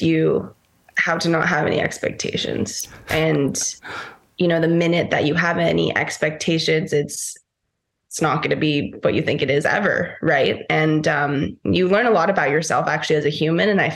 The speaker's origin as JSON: {"language": "English", "country": "Costa Rica", "tie": "born or raised there", "also_born_or_lived": "Fiji", "said": "growing up in Costa Rica, but also having that time in Fiji"}